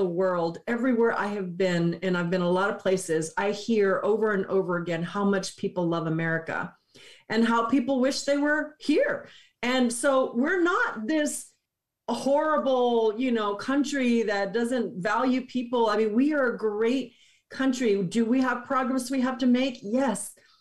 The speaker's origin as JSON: {"language": "English", "region": "Texas", "country": "United States", "tie": "born or raised there", "said": "I had never left Texas"}